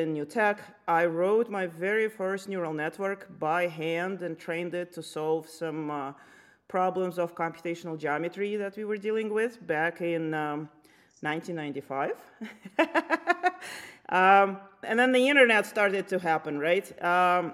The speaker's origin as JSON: {"language": "English", "country": "Lithuania", "tie": "born or raised there", "moved": "as an adult", "lives_now": "United States", "said": "I grew up in Lithuania when it was still part of Soviet Union."}